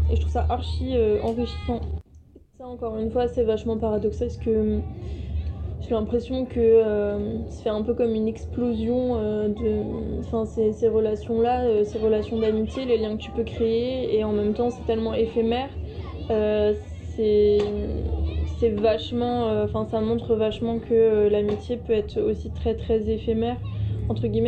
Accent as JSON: {"language": "French", "country": "France", "said": "j'étais pas chez moi en France mais que j'étais partie à l'étranger, donc en, l'occurrence en Allemagne."}